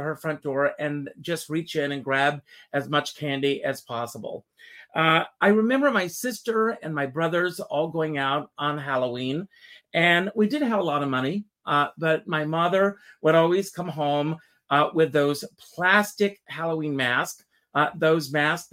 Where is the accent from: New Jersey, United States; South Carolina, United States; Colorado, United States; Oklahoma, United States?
South Carolina, United States; I grew up in South Carolina. I grew up in a very rural area.